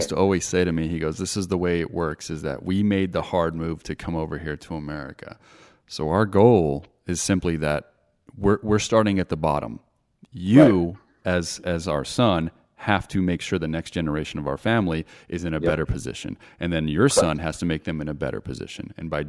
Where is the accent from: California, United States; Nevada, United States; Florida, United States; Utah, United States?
Nevada, United States; Las Vegas; I'm born and raised in Las Vegas. So I'm very comforted by my city